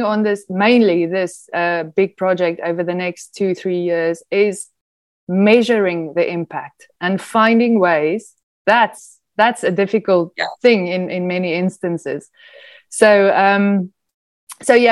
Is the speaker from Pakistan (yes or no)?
no; South Africa; moved away; I'm South African